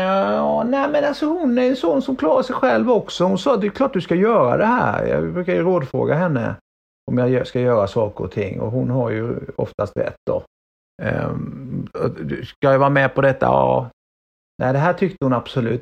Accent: Sweden; accent: Småländska; moved away as an adult; also born or lived in Vimmerby / Åtvidaberg / Växjö; now in Gothenburg, Sweden; jag är född i Vimmerby och sen är jag uppvuxen i Åtvidaberg och Växjö så att jag pratar ju småländska än

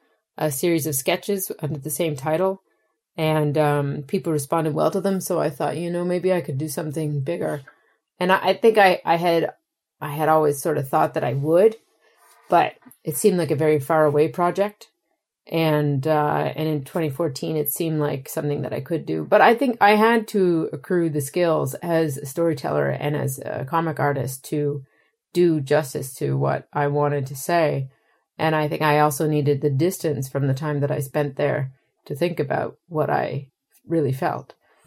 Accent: Maritime provinces, Canada; I am from the Maritime Provinces of Canada, for your listeners, which is a place that has been exporting labor for multiple generations.

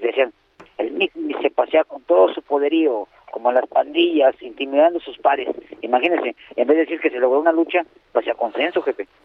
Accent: Mexico; somos muchos mexicanos

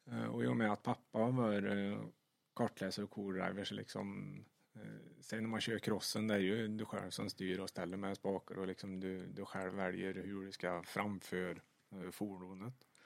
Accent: Sweden; det är ju det största man kan uppnå i stort sett som svensk eh, både chaufför och kartläsare

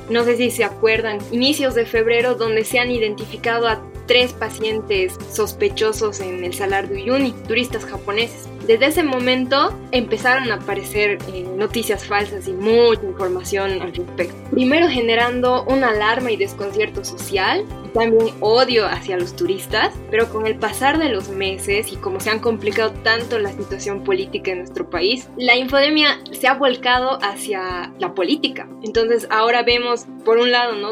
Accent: Bolivia; como bolivianos

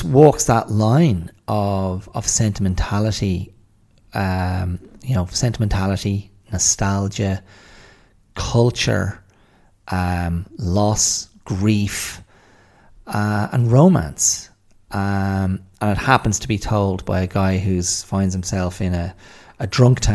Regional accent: Ireland; also born or lived in Australia / England

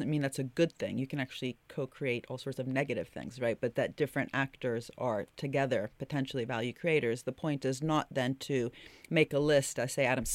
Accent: Italy; I'm from Italy

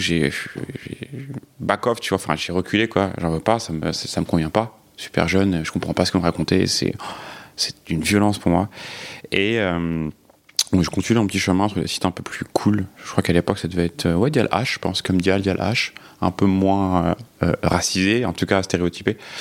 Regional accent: Cergy, Île-de-France, France; j'ai grandi donc euh, à Sergi pontoise euh, dans un milieu très hétéro.

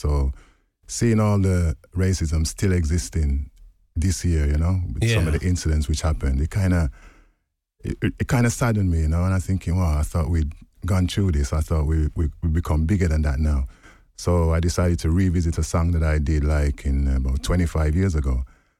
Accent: Wolverhampton, West Midlands, United Kingdom; I was born in Wolverhampton

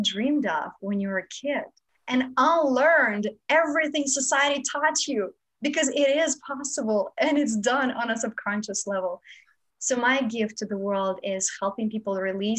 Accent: Moldova; now in Los Angeles, United States; I grew up in Moldova, which is a part of Romania.

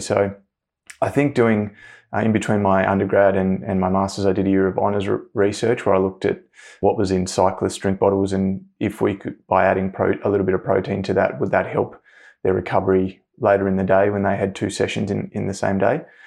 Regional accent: Hobart, Tasmania, Australia; I grew up in Hobart, Tasmania

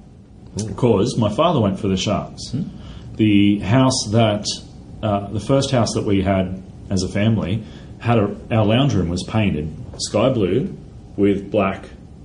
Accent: Central Coast, New South Wales, Australia; I grew up on the Central Coast.

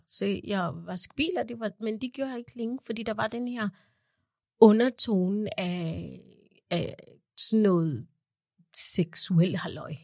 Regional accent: Kenya; also born or lived in Uganda; now in Denmark; da jeg var barn i Kenya

